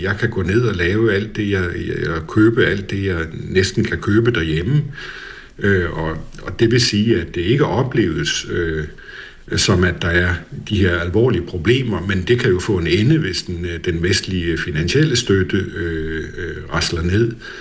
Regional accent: Denmark; moved away as an adult; now in Kyiv, Ukraine; som danskere

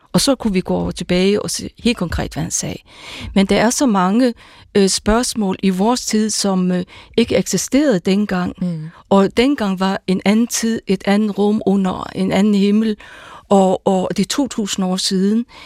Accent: Faroe Islands; first language Faroese; Danish is a second language; also born or lived in Jutland / North Zealand / North Jutland / Aarhus; now in Denmark; jeg kommer fra Færøerne

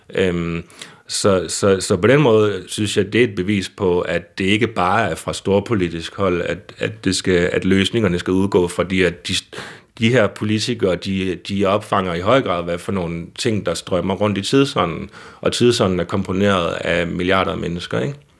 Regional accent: Søhøjlandet, Central Denmark Region, Denmark; Så jeg er også selv fra Søholandet

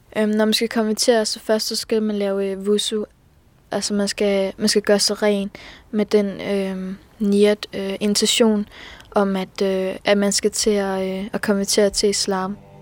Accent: Skanderborg, Central Denmark Region, Denmark

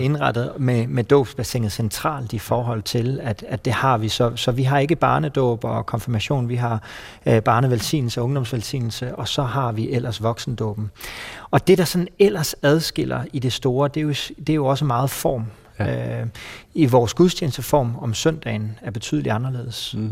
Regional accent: Copenhagen, Capital Region of Denmark, Denmark; moved away as an adult; now in Esbjerg, Denmark; Kommer fra København.

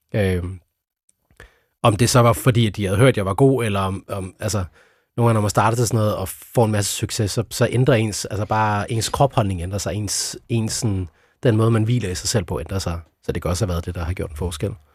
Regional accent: Sønderborg, Southern Denmark, Denmark; jeg opvoksede i Sønderborg

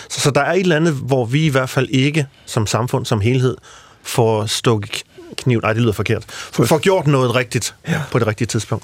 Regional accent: Central Jutland, Central Denmark Region, Denmark; i Midtjylland, hvor jeg kommer fra

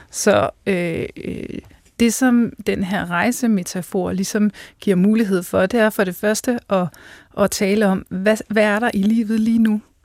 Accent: Central Jutland, Central Denmark Region, Denmark; also born or lived in Scotland; jeg er fra Fjendeslev på Midtjylland.

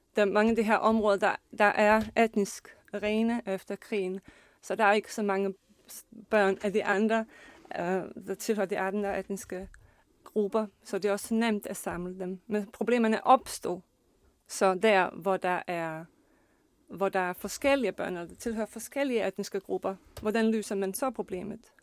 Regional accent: Bosnia & Herzegovina; Danish is a second language; now in Denmark; kommer jeg selv fra Bosnien og Herzegovina og kan huske uh, den uh, uddannelsessystem og den skole, jeg har gået selv på

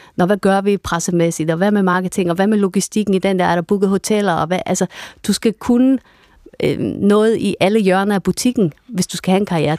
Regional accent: Vendsyssel, North Denmark Region, Denmark; jeg var fra Vendsyssel Sand, så tog vi rutebilen ind til Aalborg

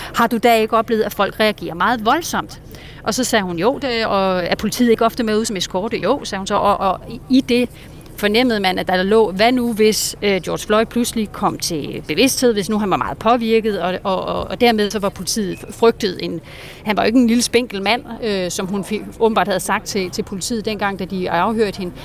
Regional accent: Denmark; now in United States; ikke bare her i USA, hvor jeg befinder mig, men i hele verden, også hjemme i Danmark

